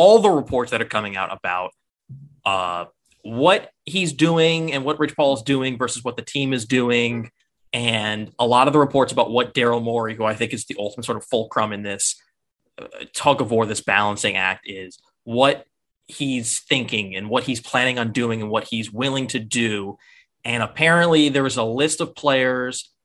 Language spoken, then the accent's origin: English; New York, United States; I'm from New York